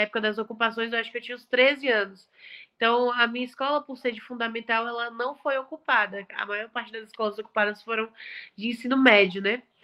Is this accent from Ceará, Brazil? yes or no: yes; Fortaleza, Ceará, Brazil; born there; Eu nasci em agosto de 2001 em Fortaleza.